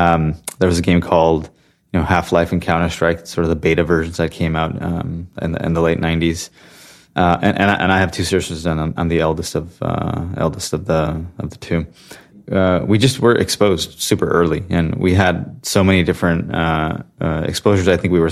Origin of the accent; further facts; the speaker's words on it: Santa Clara, California, United States; So I was born and raised in Santa Clara, California specifically. So it's kind of the heart of Silicon Valley